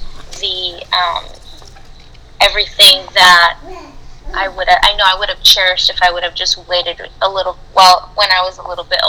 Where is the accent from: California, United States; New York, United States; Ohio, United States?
California, United States; Southern; I'm from California, specifically SoCal. I was born and raised out there. No plans of moving out. I'm pretty much a SoCal girl.